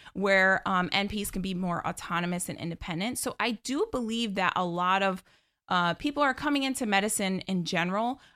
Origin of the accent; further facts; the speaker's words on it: right outside of Albany, New York, United States; born and raised in New York.